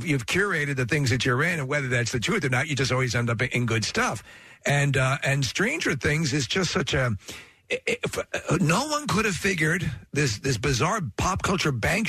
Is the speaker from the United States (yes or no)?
yes; New York, United States; I'm from New York.